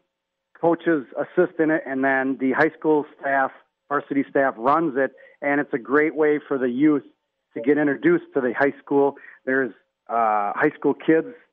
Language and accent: English; Racine, Wisconsin, United States; also born or lived in Madison, Wisconsin; I'm actually from Racine. I went to high school Racine Park